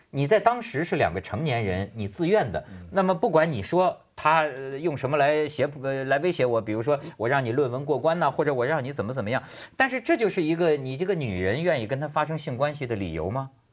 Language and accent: Chinese; northern China, China; 咱们是大陆人，咱们特理解，尤其是北方人